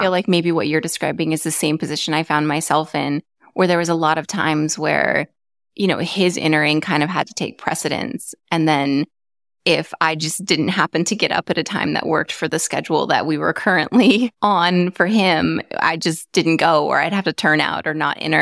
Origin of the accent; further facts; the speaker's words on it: Arizona, United States; moved away as an adult; also born or lived in California; I grew up in Arizona